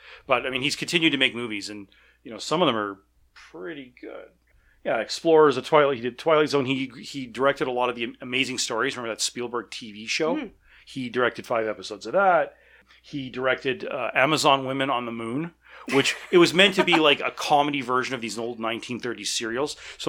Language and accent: English; Calgary, Alberta, Canada; I mean, of course, I grew up in Calgary. It's not a small town.